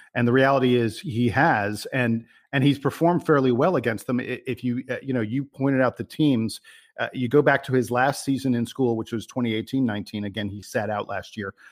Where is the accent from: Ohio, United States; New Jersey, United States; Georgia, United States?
Georgia, United States; Atlanta; my hometown